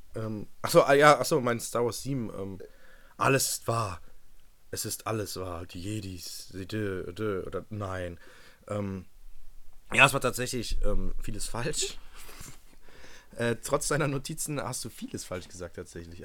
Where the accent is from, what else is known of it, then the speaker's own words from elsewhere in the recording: Mönchengladbach, North Rhine-Westphalia, Germany; Ich komme aus München-Gladbach